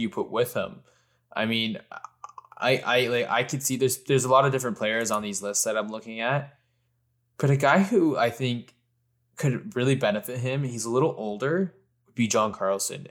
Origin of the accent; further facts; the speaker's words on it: Canada; I'm a Canadian